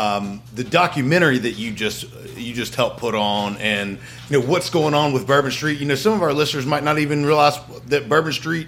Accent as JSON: {"language": "English", "town": "Statesville", "region": "North Carolina", "country": "United States", "lives_now": "Hickory, United States", "said": "Matt and I, we're both from Statesville, North Carolina"}